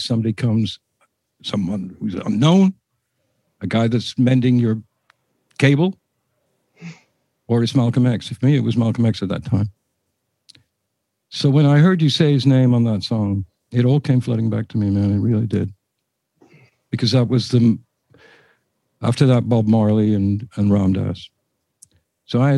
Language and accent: English; England, United Kingdom; as an Englishman living in England